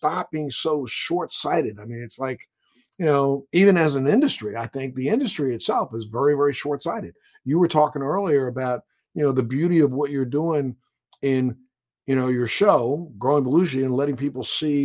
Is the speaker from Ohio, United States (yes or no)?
no; New York, United States; also born or lived in Greenwich, Connecticut / Manhattan; I grew up in New York